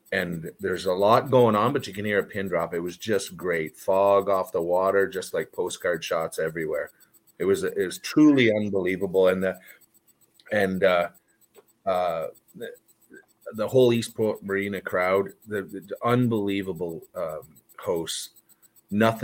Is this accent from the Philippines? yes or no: no; Canada; moved away; I grew up in Canada and that's all magic up there